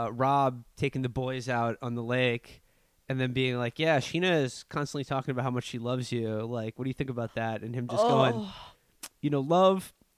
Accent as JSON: {"language": "English", "region": "New York", "country": "United States", "said": "I'm from New York."}